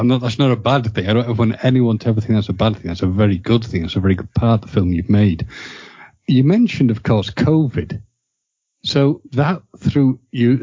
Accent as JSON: {"language": "English", "country": "United Kingdom", "said": "I'm British"}